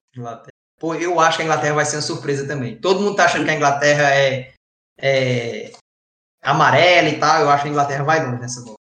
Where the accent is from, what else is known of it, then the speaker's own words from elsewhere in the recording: Brazil; moved away; eu sou brasileiro